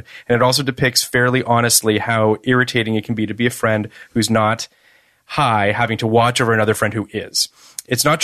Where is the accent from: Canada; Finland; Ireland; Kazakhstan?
Canada; Toronto, Ontario; I grew up in Toronto